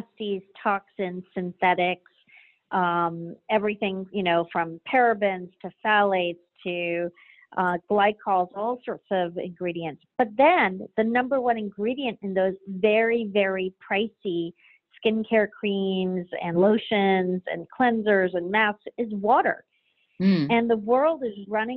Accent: Jamaica; my parents are Cuban and I was born in Jamaica. So I grew up in, you know, where ingredients were plucked from the garden

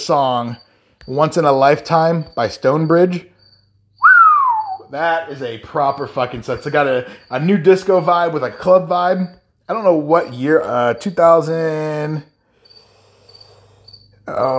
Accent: Iowa, United States; that I'm from Iowa

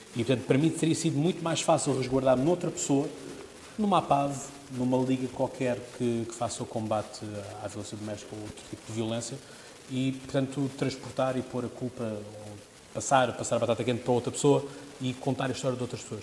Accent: Portugal; eu sou português, isto é em Portugal

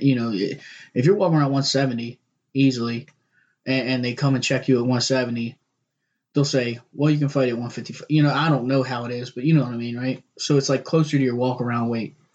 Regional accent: Baltimore, Maryland, United States; we're from Baltimore, both of us

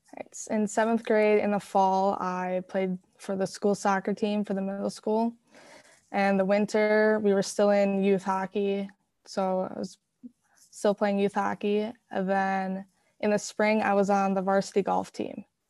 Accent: Hastings, Minnesota, United States; also born or lived in Woodbury; I was born in Woodbury. I've always lived in Hastings

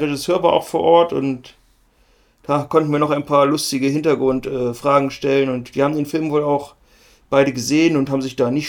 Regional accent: Halberstadt, Saxony-Anhalt, Germany; wir kommen doch aus Halberstadt, Mann.

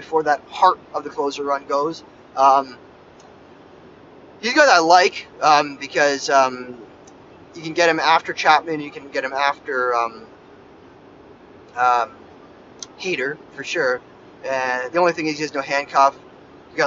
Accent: Toronto, Ontario, Canada; I'm from Toronto

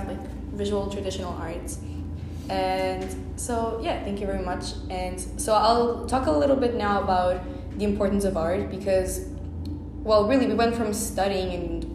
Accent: Portugal; I was born in Portugal

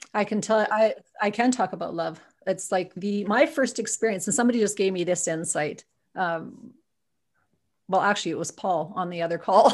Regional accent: Viking, Alberta, Canada; now in Edmonton, Canada; I'm originally from Viking, Alberta, for real, on a farm

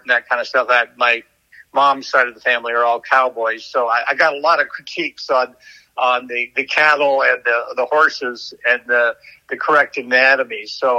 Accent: Kingman, Arizona, United States; I was growing up in Kingman

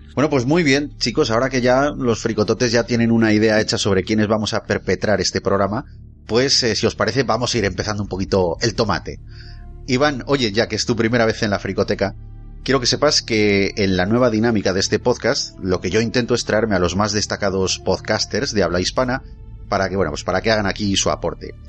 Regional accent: Basque Country, Spain; los vascos nacemos

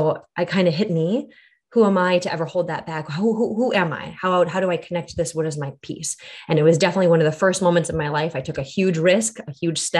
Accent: United States; I was born in America with strong roots in my tradition, of the Korean culture

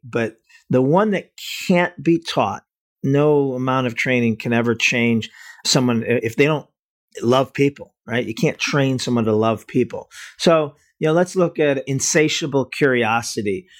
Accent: Cleveland, Ohio, United States; I'm from Cleveland, so we're both from the Midwest

